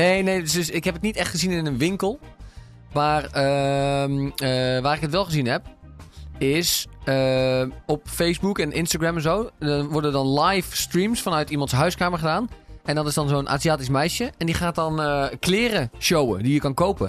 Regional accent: Singapore; bij ons in Singapore

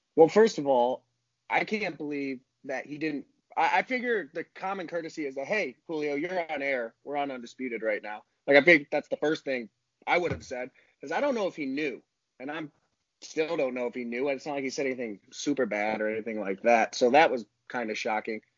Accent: Ohio, United States; I'm from Ohio, live in Ohio

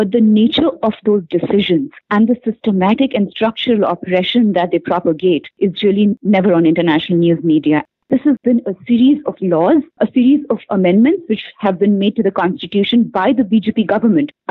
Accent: Punjab, India; moved away as an adult; also born or lived in Delhi; now in Montreal, Canada; I hail from Punjab and I've studied in Delhi for quite some time

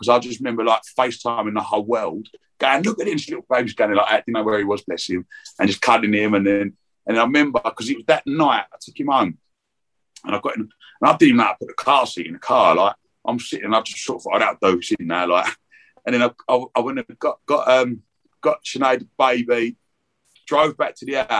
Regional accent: Romford, London, United Kingdom; moved away as an adult; now in Brentwood, United Kingdom; we're from Romford, we've moved a little bit.

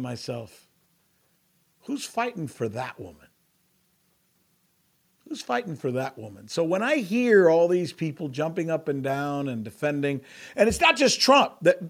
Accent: United States; As an American, as a Latino living in America

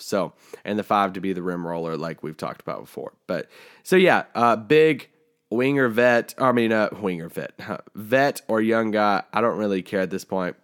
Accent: near Bowling Green, Kentucky, United States; moved away; Bowling Green, Kentucky, uh, which is, um, pretty close to my hometown

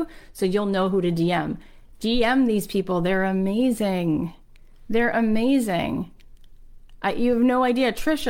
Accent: Nigeria; now in United Kingdom; Like, to me, I grew up in Nigeria, moved to the UK, was working in publishing

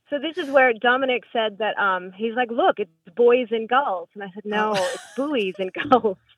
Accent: New England, United States; now in Indianapolis, United States; and I am from New England

